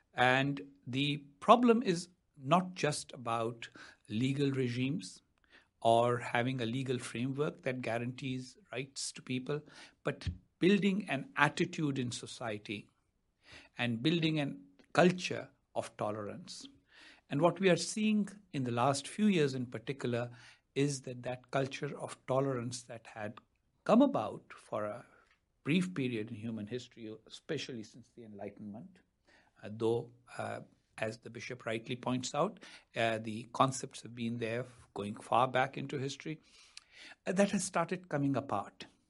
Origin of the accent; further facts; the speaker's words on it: Pakistan; moved away as an adult; now in United States; I wasn't a good Pakistani official in my time as a Pakistani official because I didn't always stick to official talking points, which is why now I live in the United States in exile